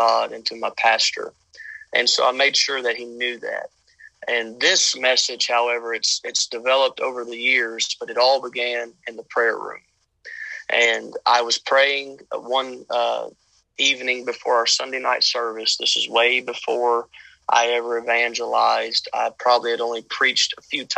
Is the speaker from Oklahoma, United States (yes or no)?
no; Louisiana, United States; moved away as an adult; now in Odessa, United States; I'm originally from Louisiana, born and raised